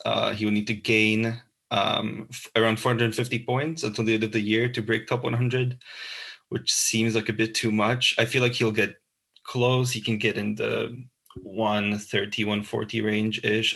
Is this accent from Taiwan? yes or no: no; Bratislava, Bratislava Region, Slovakia; moved away as an adult; now in Glasgow, United Kingdom; I'm from Bratislava, Slovakia. I'm currently studying journalism uh, at the Glasgow Caledonian